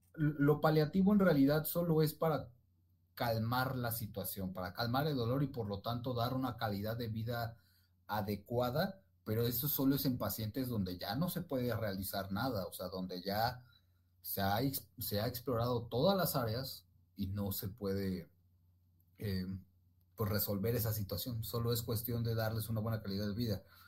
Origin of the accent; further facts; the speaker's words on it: Ecatepec, State of Mexico, Mexico; soy de la República Hermana de Catepec